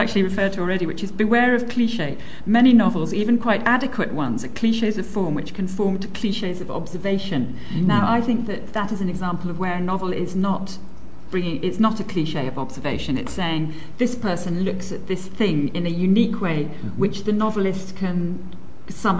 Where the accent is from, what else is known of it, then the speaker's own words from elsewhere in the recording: Nigeria; now in England; I grew up in Nigeria